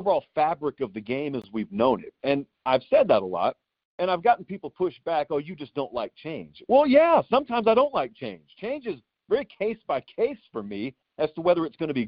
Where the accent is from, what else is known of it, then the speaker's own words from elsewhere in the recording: Columbus, Georgia, United States; moved away; I grew up in Columbus, Georgia.